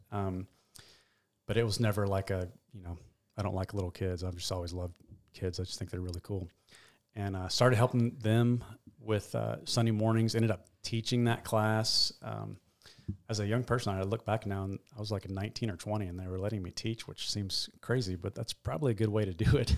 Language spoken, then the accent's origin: English; Nashville, Tennessee, United States; I was born in Nashville.